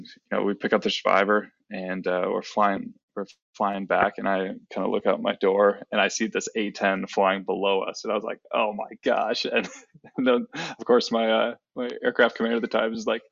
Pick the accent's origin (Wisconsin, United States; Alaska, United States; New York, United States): Wisconsin, United States; moved away; I am originally from Wisconsin, a small town in Wisconsin, born and raised